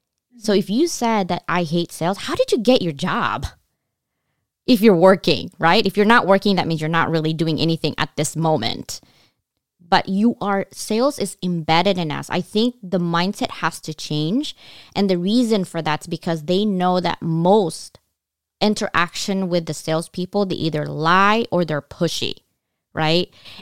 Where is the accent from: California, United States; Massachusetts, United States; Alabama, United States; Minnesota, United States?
California, United States; But then I moved back to California, because I'm from California.